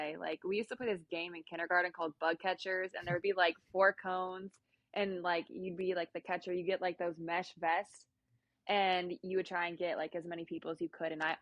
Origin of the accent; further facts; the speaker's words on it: Illinois, United States; moved away as an adult; now in Oklahoma, United States; because I'm from Illinois